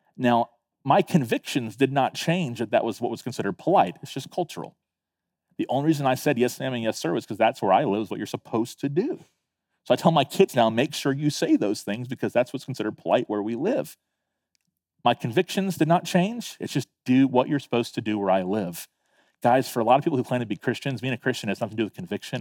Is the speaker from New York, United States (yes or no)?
no; Tallahassee, Florida, United States; also born or lived in Fort Lauderdale, Florida; now in Beaufort, United States; I was nine years old when we moved to Tallahassee